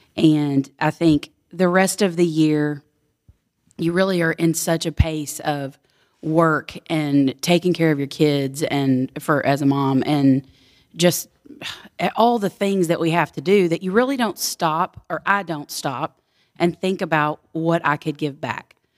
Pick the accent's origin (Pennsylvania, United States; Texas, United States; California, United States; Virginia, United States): Texas, United States; Houston; now in Bellville, United States; I was born and raised in Houston, Texas, and now I live in Belleville, Texas, on a farm